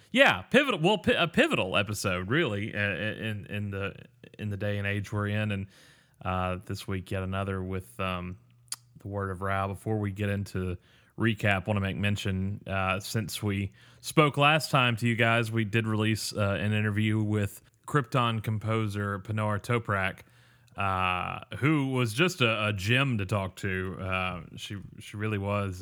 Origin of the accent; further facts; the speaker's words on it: Mississippi, United States; I'm from Mississippi